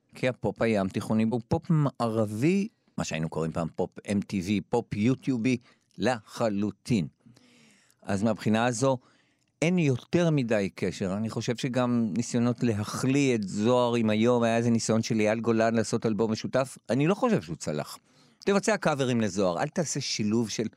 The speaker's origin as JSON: {"language": "Hebrew", "town": "Jerusalem", "region": "Jerusalem District", "country": "Israel", "tie": "born or raised there", "said": "אני גדלתי בשכונה בבית הכרם שכולם היו אוהדי הפועל ירושלים"}